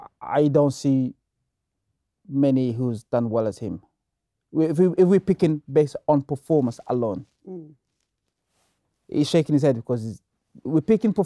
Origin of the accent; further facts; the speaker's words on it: DR Congo; I grew up in the Congo, and my father is a politician.